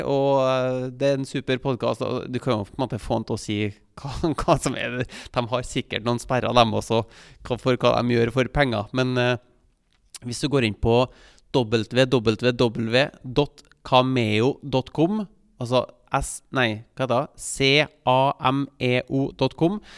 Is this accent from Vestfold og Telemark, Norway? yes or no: no; Trondheim, Trøndelag, Norway; moved away as an adult; jeg vokste jo opp i Trondheim. Jeg bodde der fra jeg ble født, helt til jeg flytta som ja, 18-19-åring